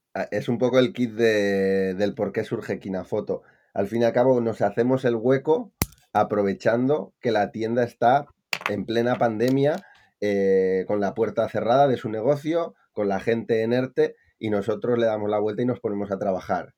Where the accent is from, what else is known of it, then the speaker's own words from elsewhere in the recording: Palencia, Castile and León, Spain; moved away as an adult; also born or lived in Valencia; Yo soy de Palencia con P y me fui a Valencia